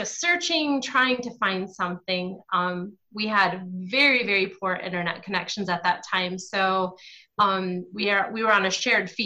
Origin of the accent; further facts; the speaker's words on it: Michigan, United States; moved away as an adult; now in Ghana; I was raised by two Southerners who moved to Michigan in a thunder snow